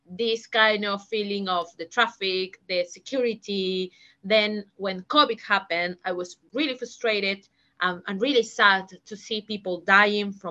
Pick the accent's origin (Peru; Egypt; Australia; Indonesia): Peru; now in London, United Kingdom; when someone asks me oh where are you from i'm from peru oh where do you live um in and i just start with this kind of um yeah, in London. Yes, I live in London.